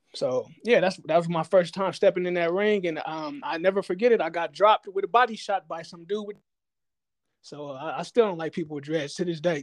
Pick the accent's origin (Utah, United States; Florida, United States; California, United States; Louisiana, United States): California, United States; Inglewood; I'm from Inglewood.